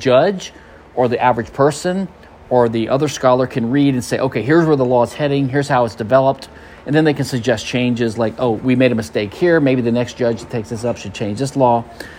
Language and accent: English; Louisiana, United States; now in Houston, United States; My home state's Louisiana